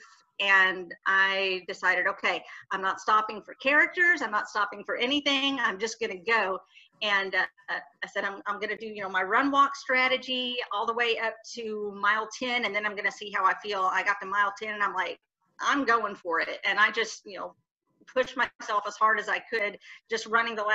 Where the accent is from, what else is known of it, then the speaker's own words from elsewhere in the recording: the South, United States; accent: Southern; my Southern accent is really, really coming out in this video